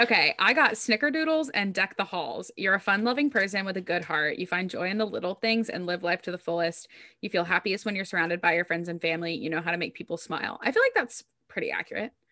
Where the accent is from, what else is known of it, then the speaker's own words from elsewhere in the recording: the South, United States; I'm from the South